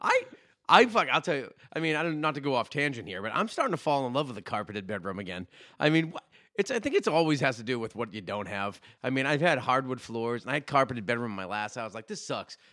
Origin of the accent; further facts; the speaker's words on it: Saugus, Massachusetts, United States; growing up in Saugus